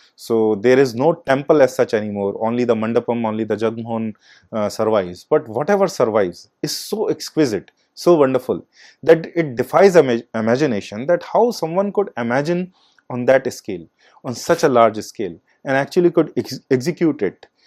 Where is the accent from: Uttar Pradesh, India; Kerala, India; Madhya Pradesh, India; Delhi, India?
Madhya Pradesh, India; Morena; my hometown, uh, uh, in Murena.